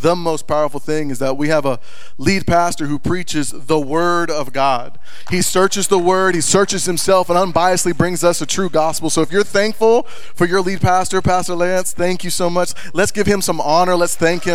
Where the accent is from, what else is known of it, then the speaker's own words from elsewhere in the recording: Texas, United States; moved away as an adult; now in Montana, United States; we just moved from the great state of Texas. And we came to be Montanans, okay? Now, we're from Texas.